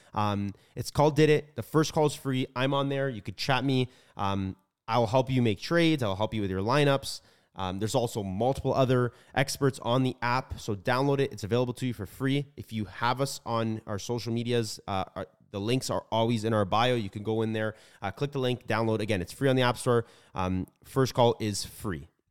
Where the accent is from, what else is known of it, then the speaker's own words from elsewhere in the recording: Toronto, Ontario, Canada; we are from Canada, Toronto to be exact.